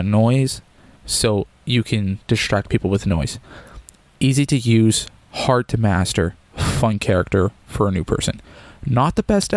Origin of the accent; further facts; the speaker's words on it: Canada; as a Canadian